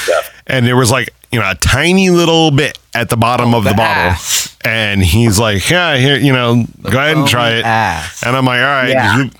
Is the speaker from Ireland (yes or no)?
yes; Ireland; Like, and I'm Irish. I should love Guinness, now, right? It's made by us.